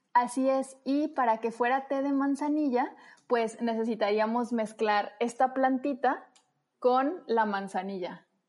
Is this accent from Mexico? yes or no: yes; Guadalajara, Jalisco, Mexico; yo soy tapatía, orgullosamente tapatía